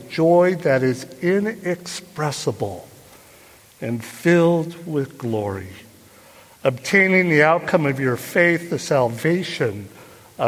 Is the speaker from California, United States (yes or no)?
yes; Burlingame, California, United States; I grew up here in the Bay Area on the peninsula in Burlingame, was my hometown